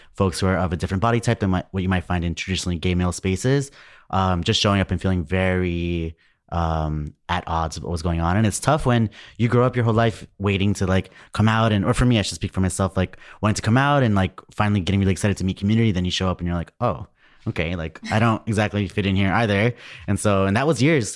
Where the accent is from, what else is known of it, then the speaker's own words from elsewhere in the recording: New York City, New York, United States; I'm from New York